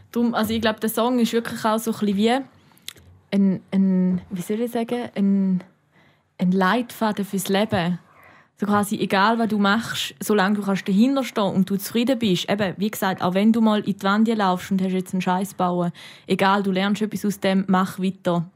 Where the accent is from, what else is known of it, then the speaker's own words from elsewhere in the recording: Switzerland; wie bei uns in der Schweiz